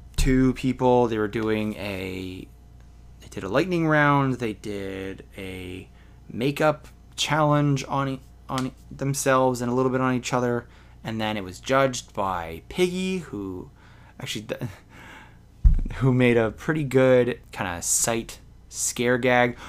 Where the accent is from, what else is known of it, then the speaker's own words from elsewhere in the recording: Canada; I'm a Canadian